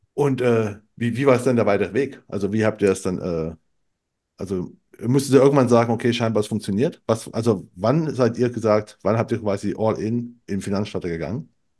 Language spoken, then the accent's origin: German; eastern Germany, East Germany, Germany; moved away; ich bin aus dem Osten